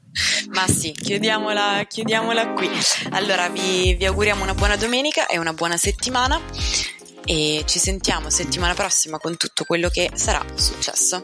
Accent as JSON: {"language": "Italian", "town": "Rome", "region": "Lazio", "country": "Italy", "said": "in quanto romana"}